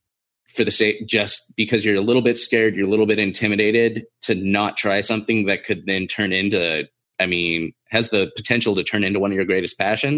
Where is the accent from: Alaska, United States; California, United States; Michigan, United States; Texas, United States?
California, United States; Well, so I grew up in Southern California.